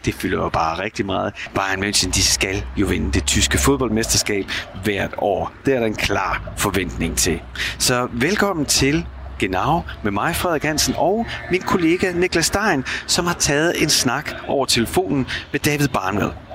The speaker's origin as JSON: {"language": "Danish", "country": "Denmark", "moved": "as an adult", "lives_now": "Munich, Germany", "said": "hjemme i Danmark"}